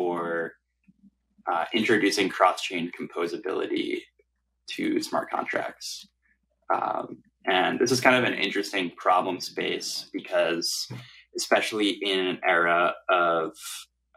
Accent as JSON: {"language": "English", "town": "New York City", "region": "New York", "country": "United States", "tie": "born or raised there", "said": "I grew up in New York City and went to high school here"}